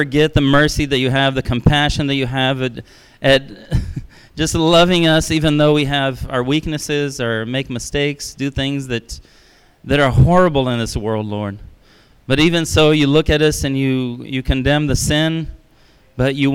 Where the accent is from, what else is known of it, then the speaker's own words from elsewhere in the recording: Brazil; moved away; I was raised in Brazil